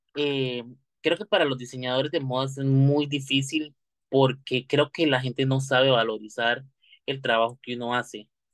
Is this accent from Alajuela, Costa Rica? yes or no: yes; Santa Clara, Alajuela, Costa Rica; soy del lado de Santa Clara